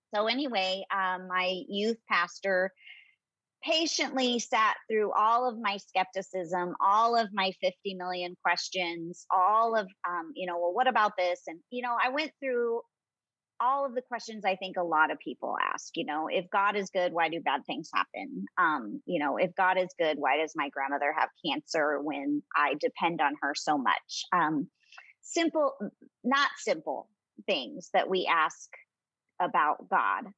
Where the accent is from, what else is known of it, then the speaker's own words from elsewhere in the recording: Southern California, United States; moved away as an adult; also born or lived in Michigan / North Carolina; now in Phoenix, United States; I am originally from Southern California